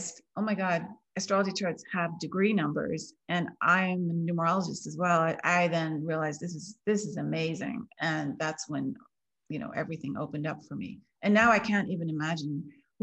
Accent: United States; I grew up in the German community outside of DC, Washington DC

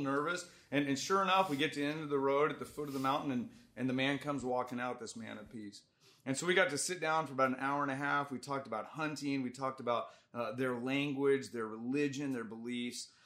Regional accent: Dallas, Texas, United States; he asked me where I was from. I said, Dallas

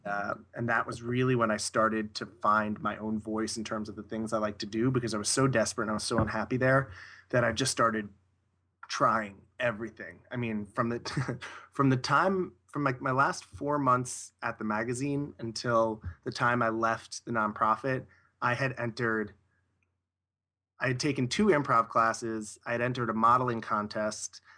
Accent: Long Island, New York, United States; I grew up in, uh, in the suburbs of, uh, Long Island, New York, which is about, about fifteen miles outside Manhattan

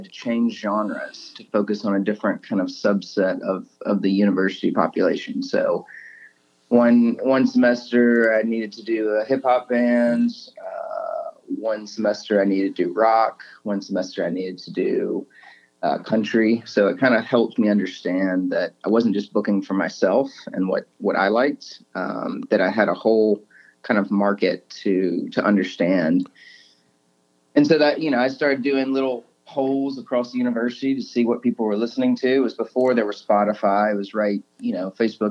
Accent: Montgomery, Alabama, United States; also born or lived in Birmingham, Alabama / Charlotte, North Carolina / Auburn, Alabama; now in Nashville, United States; I grew up in Montgomery, Alabama

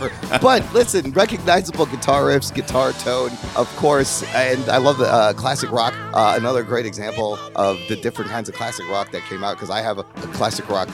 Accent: Pakistan; I'm Pakistani.

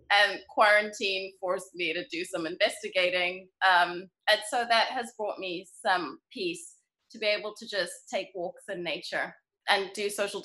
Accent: Bulawayo, Zimbabwe; also born or lived in England / Botswana; I was born in Zimbabwe, in Bulawayo, Zimbabwe. And then my parents moved to England shortly after I was born, and then back to Zimbabwe, and then to Botswana, but kept me in school in Zimbabwe. So I split my time between Botswana and Zimbabwe.

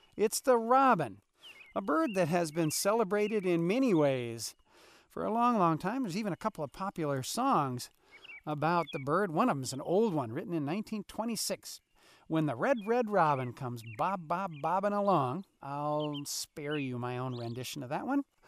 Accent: Wisconsin, United States; now in Alaska, United States; when I grew up in Wisconsin

